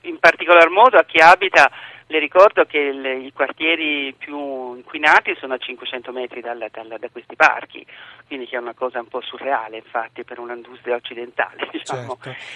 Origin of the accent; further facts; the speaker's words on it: Taranto, Apulia, Italy; moved away as an adult; sono nata a Taranto lì ho vissuto fino ai vent'anni